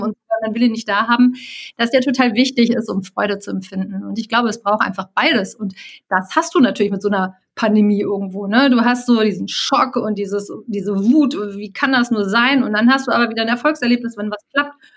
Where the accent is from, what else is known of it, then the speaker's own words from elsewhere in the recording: Cologne, North Rhine-Westphalia, Germany; Ich bin geborene Kölnerin